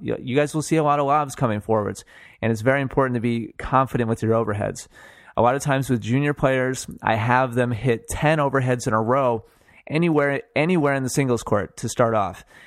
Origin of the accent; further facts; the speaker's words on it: Milwaukee, Wisconsin, United States; I'm from Wisconsin. I was born and, and raised in Milwaukee.